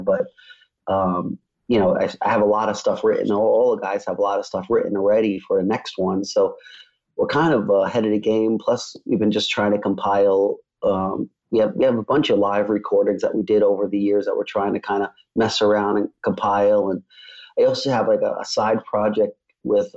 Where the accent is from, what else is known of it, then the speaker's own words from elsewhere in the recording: New York, United States; moved away; I grew up in New York